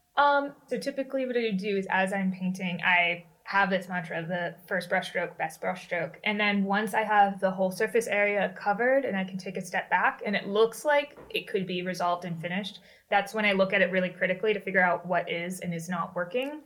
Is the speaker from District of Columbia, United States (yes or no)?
yes; Washington, District of Columbia, United States; I grew up in the Washington, right. D.C. area